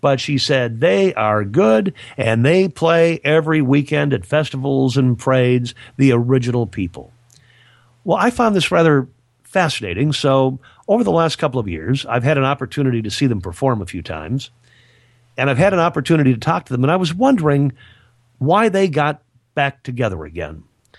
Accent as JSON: {"language": "English", "region": "Michigan", "country": "United States", "tie": "born or raised there", "said": "So very near the little town that I grew up in Michigan, a couple of guys from the Lions Club got together"}